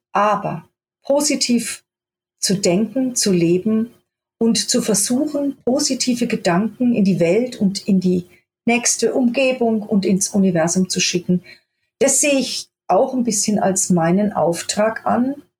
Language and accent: German; Germany; also born or lived in Göttingen; ich bin eigentlich geboren in Göttingen und bin aber mit vier Jahren in ein kleines Dorf im Spessart, äh, gezogen mit meinen Eltern und meinem Bruder